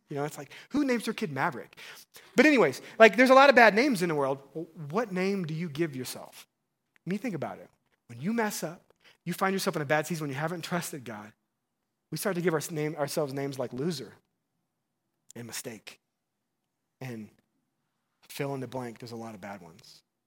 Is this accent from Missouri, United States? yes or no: yes; Missouri, United States; I'm from Missouri